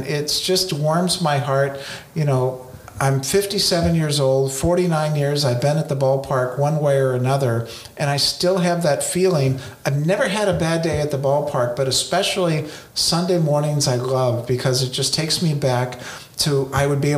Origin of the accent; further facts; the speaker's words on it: South Pasadena, California, United States; I grew up in South Pasadena